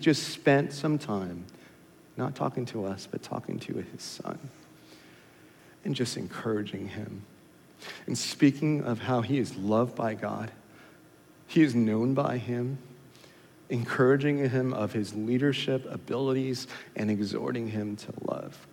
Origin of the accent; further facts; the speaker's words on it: California, United States; now in Katy, Texas, United States; I'm from California